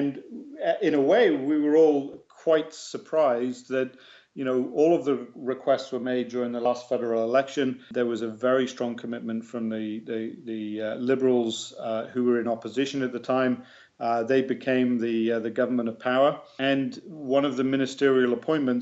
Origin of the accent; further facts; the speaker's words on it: England, United Kingdom; accent: English; now in Canada; I still have a proud English accent